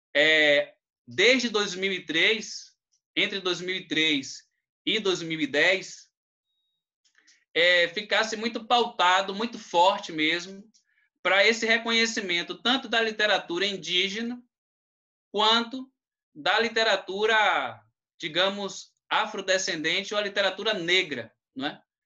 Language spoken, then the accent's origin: Portuguese; Cachoeira, Bahia, Brazil; eu sou de Cachoeira